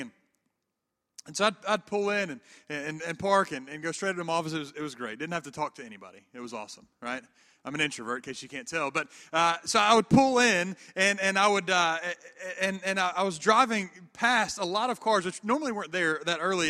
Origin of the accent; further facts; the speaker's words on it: the Bible Belt of the South, United States; also born or lived in Atlanta, Georgia / Memphis, Tennessee; now in Auburn, United States; I grew up in the Bible Belt of the South